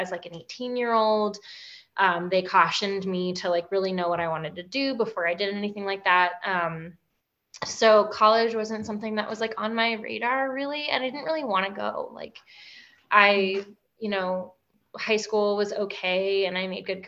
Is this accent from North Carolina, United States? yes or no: yes; North Carolina, United States; I grew up in North Carolina in sort of like a working class family